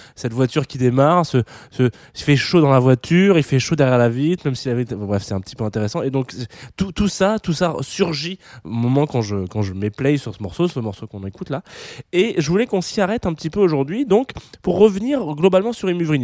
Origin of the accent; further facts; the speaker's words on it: south of France, France; je suis originaire du sud de la France